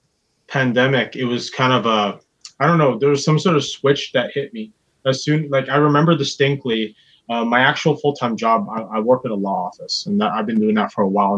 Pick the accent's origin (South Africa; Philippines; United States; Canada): Canada; Surrey, British Columbia; also born or lived in Vancouver / Delta / Burnaby / New Westminster; I was born in Surrey, but I lived all over the place because my parents, they split up when I was only 8. So I lived in Surrey, Delta, Burnaby, New West. I lived in Kitsilano, East Van, Coquitlam